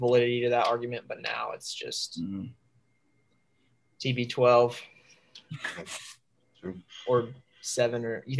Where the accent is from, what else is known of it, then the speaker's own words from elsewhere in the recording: Indianapolis, Indiana, United States; growing up in Indy